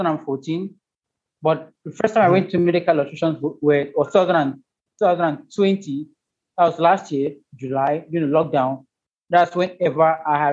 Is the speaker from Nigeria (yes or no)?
yes; Ebonyi, Nigeria; I'm from Ebonyi State in Nigeria.